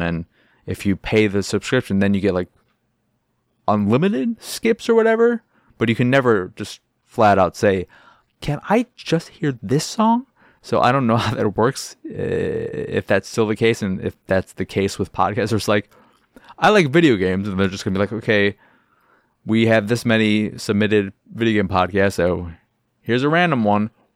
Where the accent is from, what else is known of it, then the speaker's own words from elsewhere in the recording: Chicago, Illinois, United States; I am from Chicago.